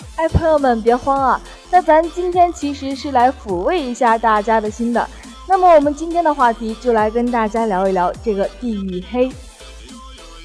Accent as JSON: {"language": "Chinese", "region": "Hainan", "country": "China", "said": "那我是海南的姑娘"}